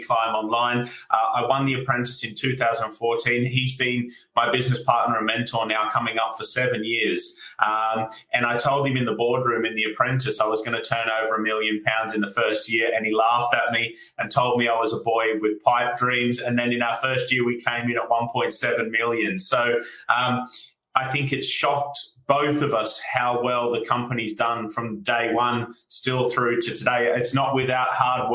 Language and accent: English; Australia; moved away as an adult; now in United Kingdom; as you can tell from my accent, I'm from Australia, and I came over here as a backpacker in 2012